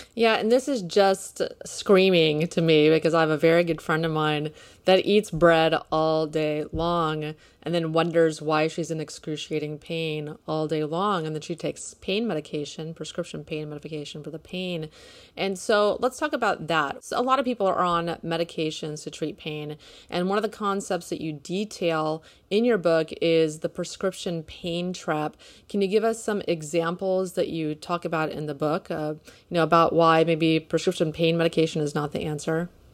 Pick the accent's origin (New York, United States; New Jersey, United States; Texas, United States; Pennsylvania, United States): Texas, United States; Houston; I'm from Houston too